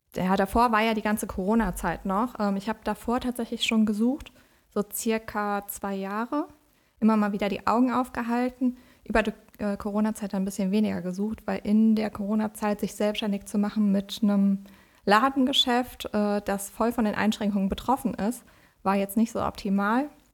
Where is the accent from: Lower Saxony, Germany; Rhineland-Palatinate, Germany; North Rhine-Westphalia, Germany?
Rhineland-Palatinate, Germany; Westerwald; moved away as an adult; also born or lived in Siegerland / Essen; now in Bonn, Germany; ich komme äh, ursprünglich aus dem Westerwald, äh, bin da aufgewachsen